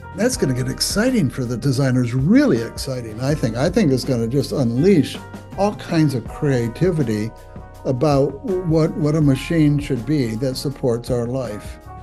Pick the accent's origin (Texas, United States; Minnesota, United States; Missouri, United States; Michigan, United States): Michigan, United States; Waterford; I grew up in Waterford, Michigan